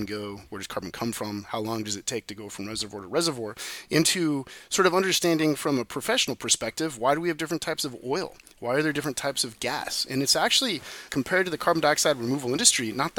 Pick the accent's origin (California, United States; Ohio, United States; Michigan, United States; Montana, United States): California, United States; Silicon Valley; I was born and raised in Silicon Valley